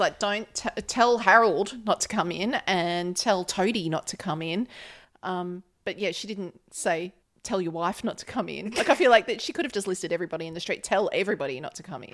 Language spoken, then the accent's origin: English; Australia; as an Australian